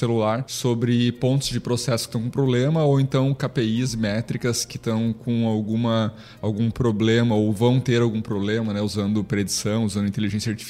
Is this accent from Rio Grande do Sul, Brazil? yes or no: yes; Carazinho, Rio Grande do Sul, Brazil; now in Santa Catarina, Brazil; Eu, eu fugi do Rio Grande do Sul e disse que não volto mais, né? Diz que agora eu sou catarinense.